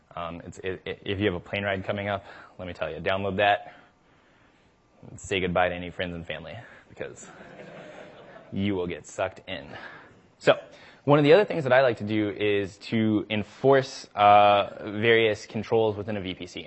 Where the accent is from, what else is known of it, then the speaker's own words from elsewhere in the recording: the South, United States; I'm from the South